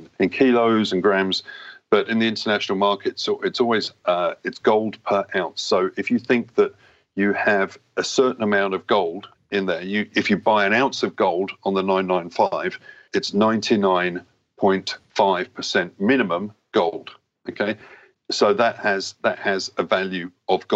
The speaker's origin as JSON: {"language": "English", "region": "England", "country": "United Kingdom", "tie": "born or raised there", "also_born_or_lived": "Switzerland", "moved": "as an adult", "said": "I'm a British guy, born in England"}